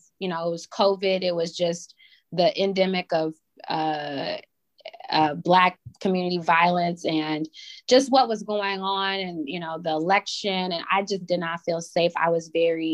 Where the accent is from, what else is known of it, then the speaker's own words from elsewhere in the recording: Chicago, Illinois, United States; I'm born on the south side of Chicago, very proud Chicago public school graduate